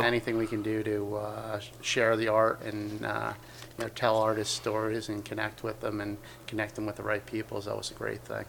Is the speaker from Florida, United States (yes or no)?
no; West Milford, New Jersey, United States; I grew up in uh, West Milford, New Jersey, which is uh, northern part of New Jersey